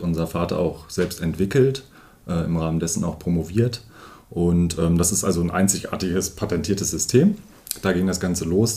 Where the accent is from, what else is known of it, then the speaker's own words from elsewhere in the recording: Lonau, Lower Saxony, Germany; now in Osterode am Harz, Germany; als gebürtiger Lohnau, ist tatsächlich Lohnau